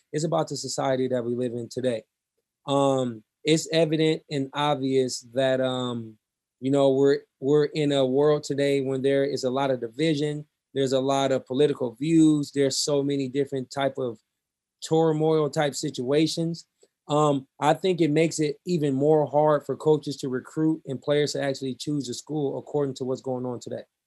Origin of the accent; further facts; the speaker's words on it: Omaha, Nebraska, United States; growing up in North Omaha